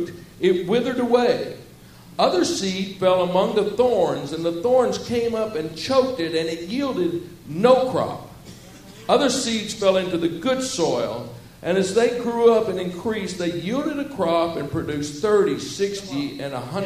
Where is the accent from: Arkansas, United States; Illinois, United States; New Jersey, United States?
Arkansas, United States; Southwest; where I grew up in Southwest Arkansas. I grew up talking like this, y'all.